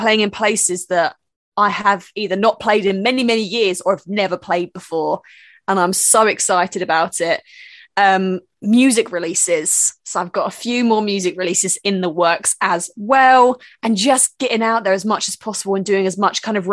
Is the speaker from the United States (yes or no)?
no; United Kingdom; As a British person